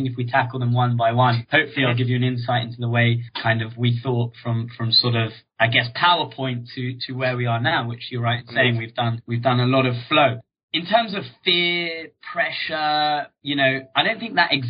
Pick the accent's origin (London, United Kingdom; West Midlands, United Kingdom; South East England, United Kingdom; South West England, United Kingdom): London, United Kingdom; I grew up in Northwest London in a place called Hendon